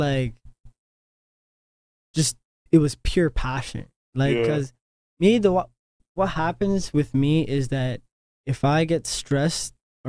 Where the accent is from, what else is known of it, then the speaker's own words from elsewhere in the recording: Canada; these niggas find out I'm Canadian